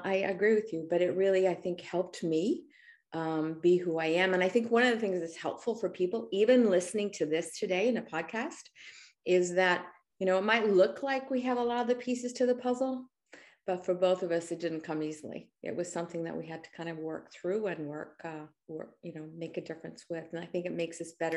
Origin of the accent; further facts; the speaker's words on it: Australia; now in United States; both of us are immigrants. I was born in Australia in the outback